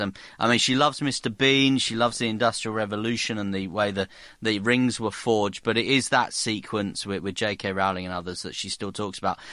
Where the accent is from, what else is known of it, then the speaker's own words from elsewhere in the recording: South Hertfordshire, East of England, United Kingdom; I was born on the edge of London. I was born in South Hertfordshire